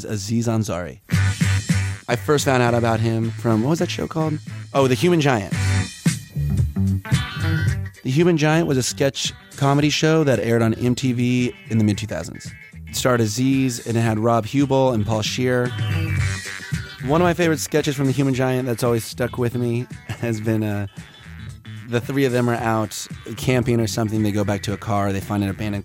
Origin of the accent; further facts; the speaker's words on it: Kansas City, Missouri, United States; I grew up in Kansas City